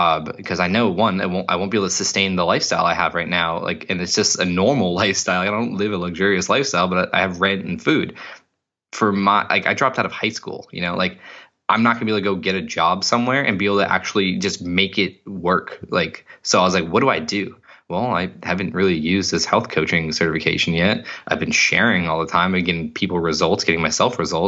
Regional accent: Cape Cod, Massachusetts, United States; where I grew up in Cape Cod

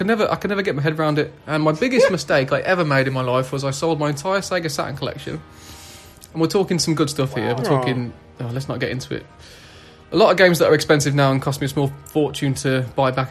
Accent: England, United Kingdom; I'm English

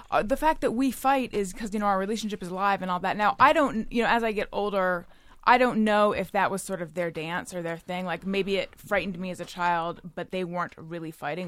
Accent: California, United States; moved away; also born or lived in New York; I'm from California originally, but I was living in New York for, uh, eight and a half years

